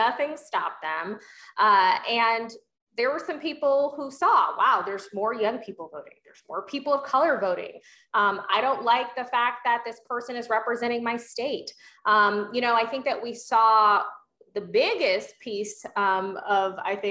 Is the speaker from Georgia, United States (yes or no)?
yes; Georgia, United States; my home state of Georgia